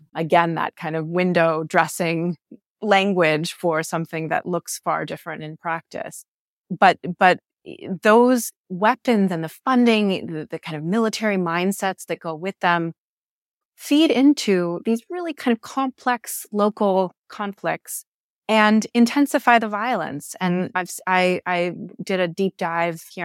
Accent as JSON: {"language": "English", "country": "United States", "said": "as an American"}